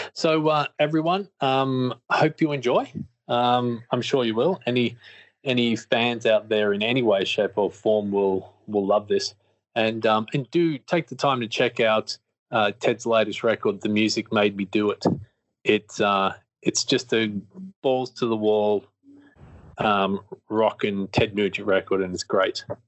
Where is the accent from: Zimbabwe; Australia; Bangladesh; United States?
Australia; born and raised in Australia